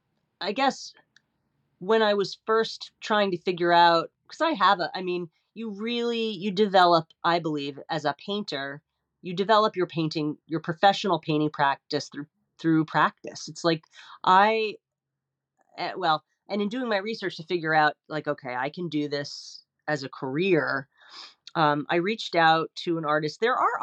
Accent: New York, United States; I grew up in the Metro New York area. I lived in New York City.

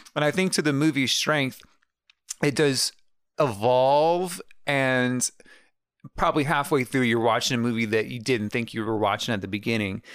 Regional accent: United States; as an American

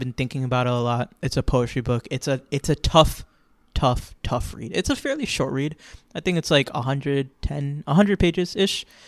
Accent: Florida, United States; I'm from Florida, it's always hot outside

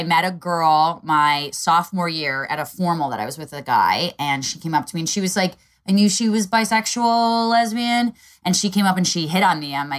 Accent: Northeast, United States; also born or lived in Eastern Pennsylvania; I grew up in the Northeast

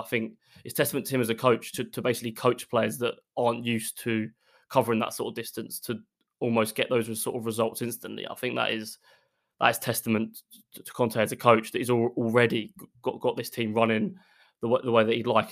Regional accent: Essex, East of England, United Kingdom; also born or lived in Derby; I'm from Essex, so not far from London at all

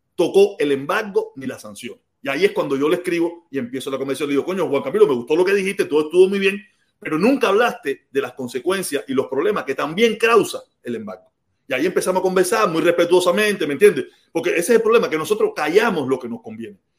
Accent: Cuba; now in United States; los que nos fuimos de Cuba

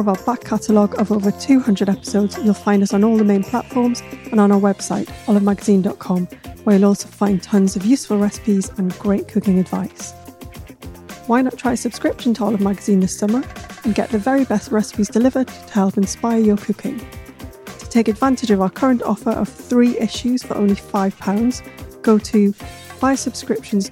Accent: Newcastle upon Tyne, North East England, United Kingdom; I'm a Geordie

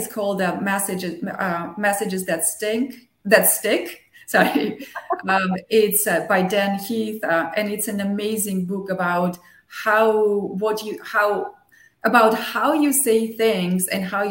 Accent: Armenia; first language Armenian and Russian; English is a second language; moved away; I grew up in Armenia, so I was born in the Soviet Union, so I grew up bilingual with Armenian and Russian

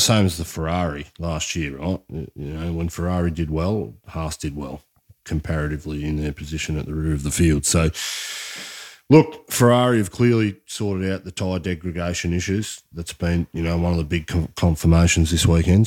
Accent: Australia; as an Australian

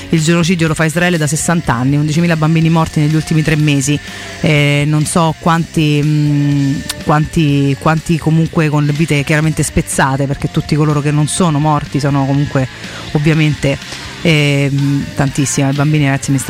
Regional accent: Monterotondo, Lazio, Italy; io sono di Monterotondo

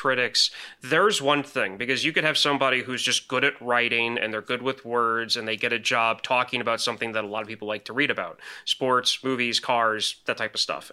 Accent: Illinois, United States; moved away; I'm from Illinois originally

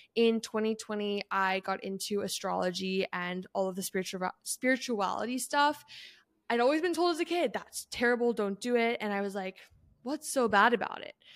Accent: Canada; moved away; I grew up in Canada

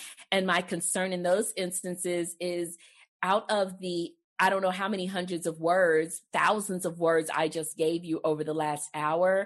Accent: Texas, United States; I'm from Texas

